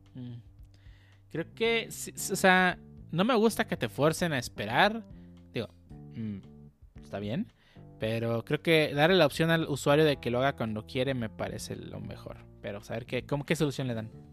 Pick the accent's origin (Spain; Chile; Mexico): Mexico; somos de México